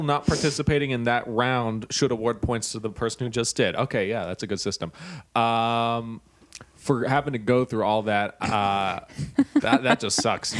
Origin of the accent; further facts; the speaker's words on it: Texas, United States; You're all I've ever known growing up in Texas